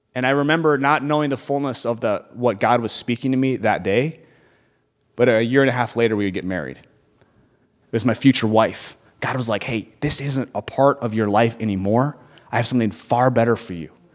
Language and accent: English; Burnsville, Minnesota, United States; I grew up in Burnsville, Minnesota